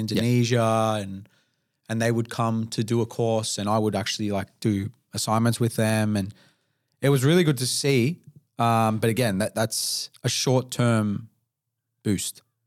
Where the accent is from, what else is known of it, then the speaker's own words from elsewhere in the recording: Melbourne, Victoria, Australia; my first twenty-eight years of life as an Australian person